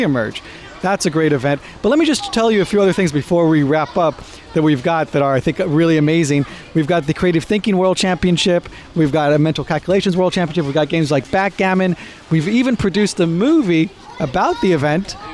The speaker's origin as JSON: {"language": "English", "country": "United States", "also_born_or_lived": "Israel", "accent": "American", "moved": "yes", "lives_now": "United Kingdom", "said": "Way before I moved here, as you can tell by my accent, I'm American, Israeli-American."}